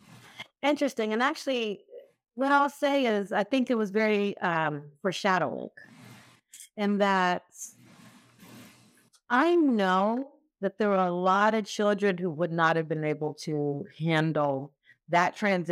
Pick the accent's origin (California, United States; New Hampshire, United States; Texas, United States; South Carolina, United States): Texas, United States; also born or lived in Kentucky; So I was actually born in Kentucky, raised in Texas by way of Nigeria. So my parents are Nigerian. I'm a first generation American.